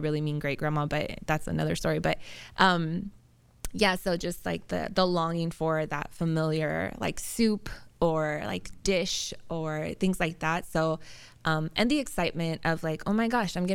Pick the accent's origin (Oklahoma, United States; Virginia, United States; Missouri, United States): Oklahoma, United States; now in San Diego, United States; So I grew up in Oklahoma and born and raised there